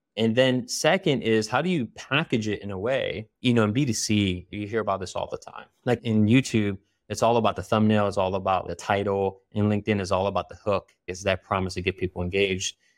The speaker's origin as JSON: {"language": "English", "town": "Philadelphia", "region": "Pennsylvania", "country": "United States", "tie": "born or raised there", "said": "I was born and raised in Philly"}